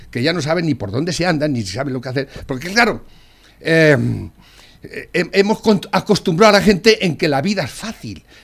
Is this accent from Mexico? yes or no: no; Spain; yo, eh, soy español y vivo aquí